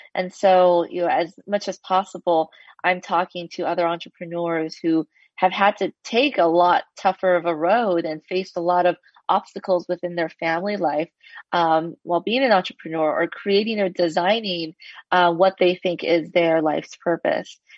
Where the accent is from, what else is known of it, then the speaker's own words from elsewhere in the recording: Los Angeles, California, United States; I grew up in Los Angeles, an Asian American